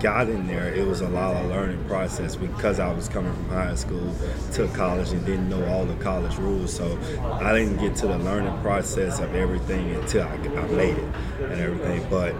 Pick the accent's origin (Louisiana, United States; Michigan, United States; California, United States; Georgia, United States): Louisiana, United States; Baton Rouge; I'm from Baton Rouge, Louisiana, and I grew up under Southern University my whole life.